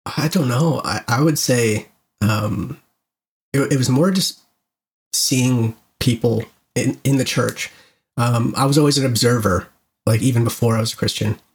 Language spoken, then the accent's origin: English; Canada; being Canadian